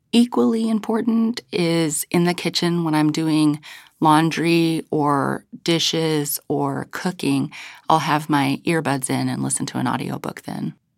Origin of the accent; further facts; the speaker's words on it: United States; moved away; I was from a very rural place